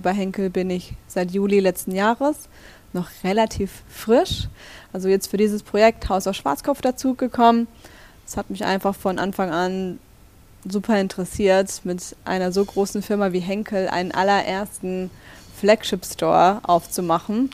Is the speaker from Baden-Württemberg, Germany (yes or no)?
yes; Black Forest, Baden-Württemberg, Germany; moved away as an adult; also born or lived in Stuttgart; now in Berlin, Germany; ich komme aus Baden-Württemberg